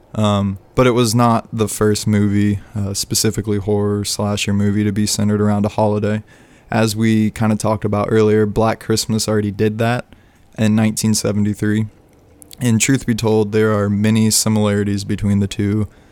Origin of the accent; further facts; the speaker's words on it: Midwest, United States; I grew up and live in the Midwest